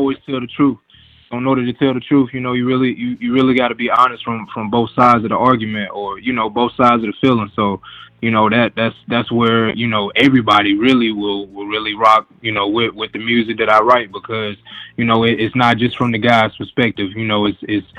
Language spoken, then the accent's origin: English; Durham, North Carolina, United States; I'm from Durham, North Carolina, the Bull City.